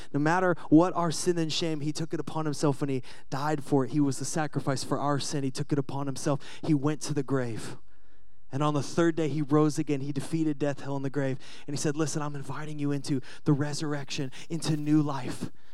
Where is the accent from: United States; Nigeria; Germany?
United States; Seattle, Washington; I'm from Seattle